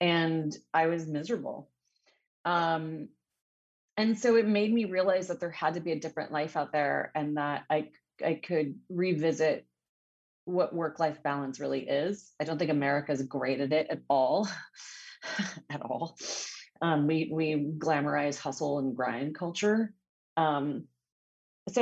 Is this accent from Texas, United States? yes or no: no; Montebello and Whittier, Southern California, United States; I'm from Southern California, daughter of a Brazilian immigrant and an Armenian refugee. And you know, grew up between Montebello and Whittier, very Latino communities